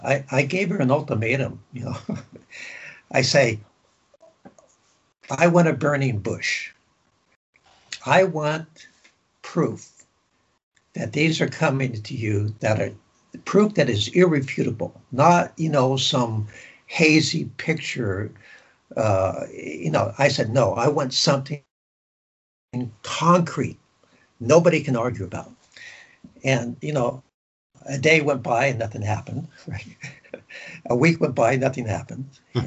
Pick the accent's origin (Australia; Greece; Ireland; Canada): Greece; born there; But when I was born in Greece